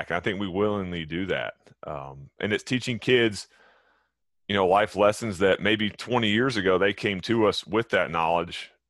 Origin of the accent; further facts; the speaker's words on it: Texas, United States; moved away as an adult; I am, yes, sir. First 34 years of my life there.